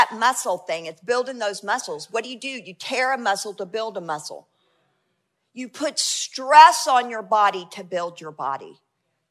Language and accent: English; United States; we're Americans and we're the Western church